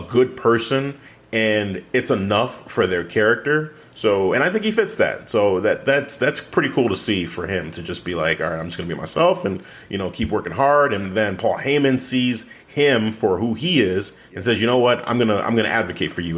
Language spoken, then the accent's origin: English; Nigeria; as a Nigerian